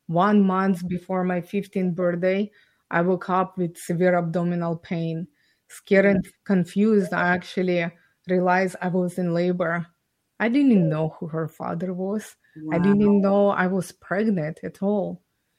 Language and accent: English; Ukraine; English is a second language; moved away as an adult; now in Canada; I was born and raised in Ukraine.